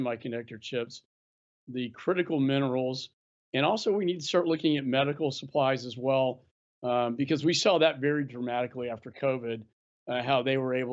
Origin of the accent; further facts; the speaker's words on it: Texas, United States; my home state of Texas